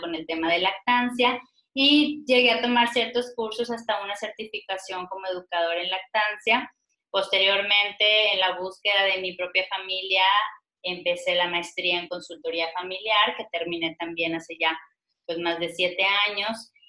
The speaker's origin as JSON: {"language": "Spanish", "region": "Coahuila", "country": "Mexico", "moved": "yes", "lives_now": "Monterrey, Mexico", "said": "estoy radicando actualmente en la ciudad de Monterrey, aunque yo soy coahuilense"}